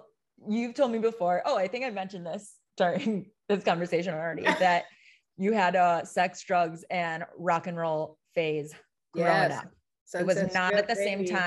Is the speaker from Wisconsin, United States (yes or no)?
yes; Wisconsin, United States; this overnight camp that I went to growing up in Wisconsin.